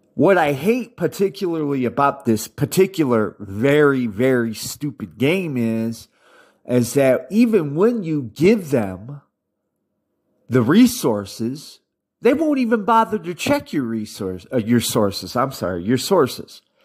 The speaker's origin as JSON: {"language": "English", "country": "United States", "said": "I'm an American"}